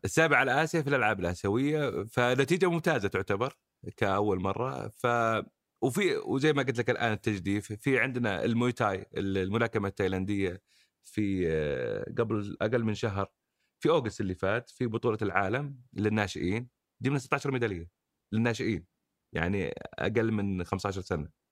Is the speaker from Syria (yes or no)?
no; Saudi Arabia; احنا كمجتمع سعودي من نشاتنا